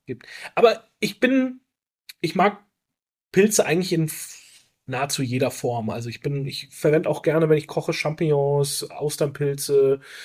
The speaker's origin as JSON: {"language": "German", "area": "Rhön, Franconia", "region": "Bavaria", "country": "Germany", "tie": "born or raised there", "said": "also ich komme ja aus einer sehr ländlichen Region. Wir waren früher wirklich viel im Wald unterwegs mit meinen Eltern, mit meinen Großeltern."}